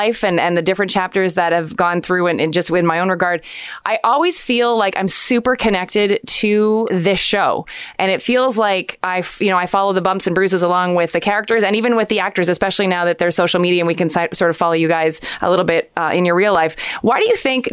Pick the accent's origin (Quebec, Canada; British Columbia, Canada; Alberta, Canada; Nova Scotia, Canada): Quebec, Canada; Montreal; I'm from Montreal.